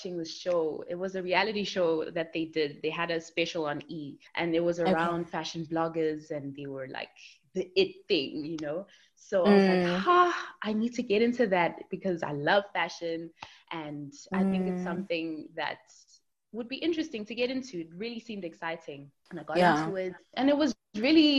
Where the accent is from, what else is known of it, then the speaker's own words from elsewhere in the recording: Durban, KwaZulu-Natal, South Africa; moved away as an adult; now in Jersey; I am originally from Durban, but now I'm living in Jersey